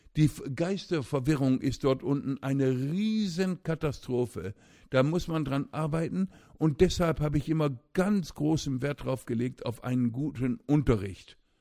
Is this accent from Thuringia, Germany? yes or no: no; Osnabrück, Lower Saxony, Germany; moved away as an adult; in meiner Heimatstadt Osnabrück, wo ich aufwuchs